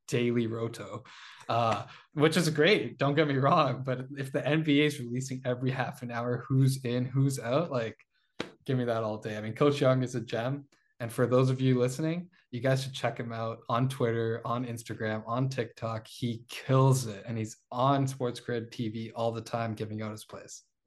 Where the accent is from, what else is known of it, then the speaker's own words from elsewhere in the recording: Toronto, Ontario, Canada; We're from Toronto.